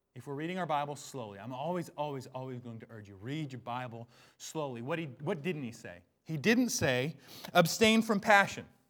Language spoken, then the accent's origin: English; Bellingham, Washington, United States; I grew up in Bellingham, Washington